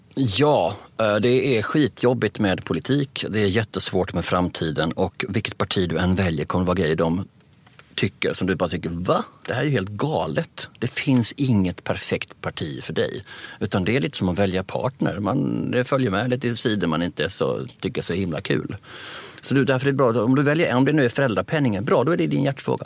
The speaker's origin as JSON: {"language": "Swedish", "country": "Sweden"}